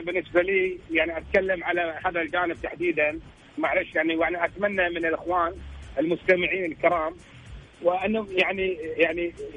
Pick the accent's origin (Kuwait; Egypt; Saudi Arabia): Kuwait; احنا احنا ككويتيين